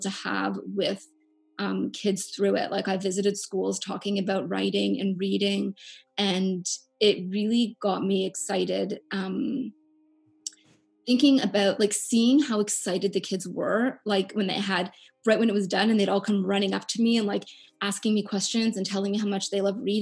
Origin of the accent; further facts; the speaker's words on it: Canada; I'm from Canada